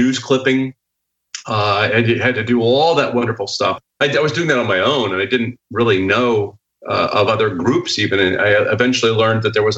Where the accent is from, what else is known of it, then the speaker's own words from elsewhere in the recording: Dayton, Ohio, United States; I grew up in Dayton, Ohio, which is where Project Blue Book was